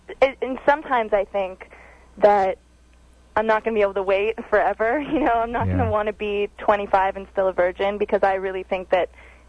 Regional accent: Los Angeles, California, United States; now in New York, United States; I'm in New York now, and I'm from Los Angeles.

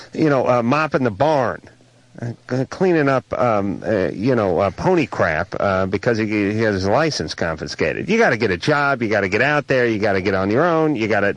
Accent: Los Angeles, California, United States; I'm from North Hollywood.

